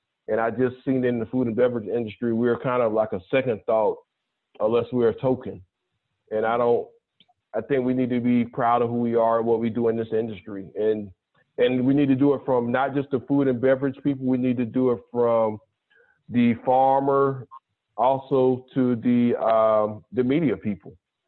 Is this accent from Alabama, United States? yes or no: no; South Carolina, United States; And it's partly because of my background. Growing up in the South Carolina, my parents, the family didn't necessarily have thousands of acres